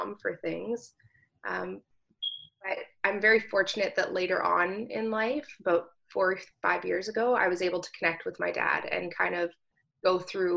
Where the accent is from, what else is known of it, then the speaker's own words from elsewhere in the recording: Thunder Bay, Ontario, Canada; moved away as an adult; now in Mississauga, Canada; I'm actually from Northern Ontario, a little city called Thunder Bay